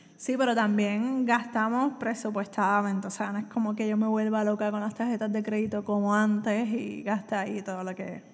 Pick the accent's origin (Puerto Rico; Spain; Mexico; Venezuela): Puerto Rico; soy de Puerto Rico